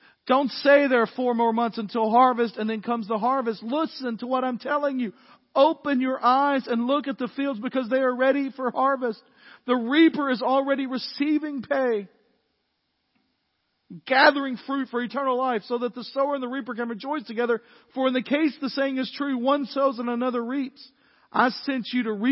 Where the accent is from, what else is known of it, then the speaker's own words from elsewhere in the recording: the South, United States; We're from the South